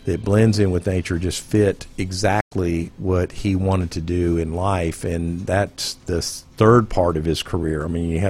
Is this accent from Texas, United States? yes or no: yes; Houston, Texas, United States; I I grew up in in Houston, Texas, so it was wonderful.